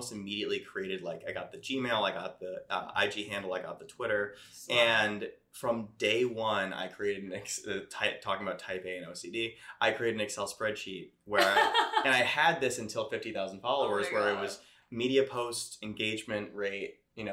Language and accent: English; Connecticut, United States; I'm from Connecticut